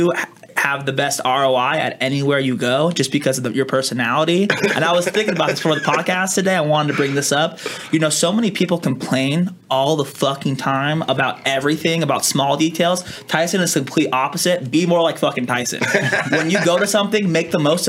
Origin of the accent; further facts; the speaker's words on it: Las Vegas, Nevada, United States; also born or lived in Reno, Nevada; I was born and raised in Vegas, lived up in Reno